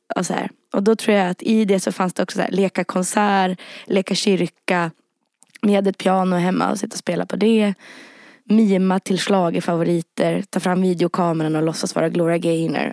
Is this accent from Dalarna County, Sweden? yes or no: yes; Rättvik, Dalarna County, Sweden; moved away; also born or lived in Härnösand; jag växte upp liksom, både i Rättvik och i Härnösand och i synnerhet i Rättvik